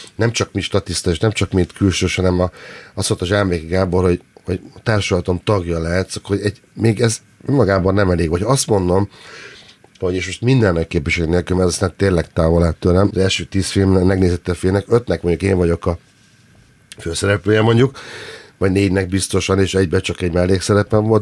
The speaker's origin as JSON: {"language": "Hungarian", "town": "Nyírbátor", "region": "Szabolcs-Szatmár-Bereg", "country": "Hungary", "tie": "born or raised there", "moved": "yes", "lives_now": "Budapest, Hungary", "said": "Nagyon-nagyon sok mindent hoztam magam a nyírbátorból"}